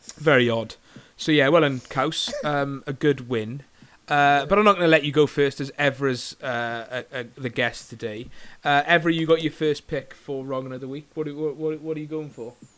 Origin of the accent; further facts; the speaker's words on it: Bridgend, Wales, United Kingdom; moved away; I'm from Bridgend originally